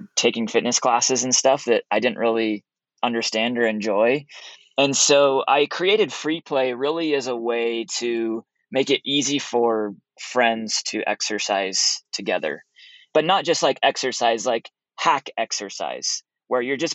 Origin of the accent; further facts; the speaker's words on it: Oregon coast, United States; moved away as an adult; also born or lived in Utah; I grew up on the Oregon coast, a little town of 10,000 people.